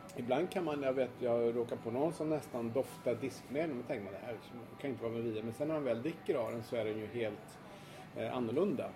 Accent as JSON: {"language": "Swedish", "country": "Sweden", "said": "jag är svensk journalist"}